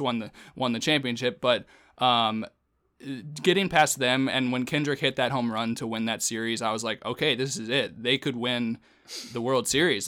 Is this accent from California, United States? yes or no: no; Northern Virginia, United States; moved away; I grew up in Northern Virginia